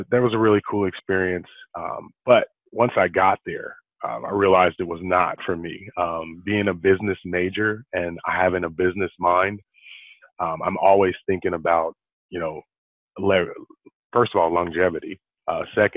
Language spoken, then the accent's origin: English; Los Angeles, California, United States; I'm originally from Los Angeles, California. I grew up in South Central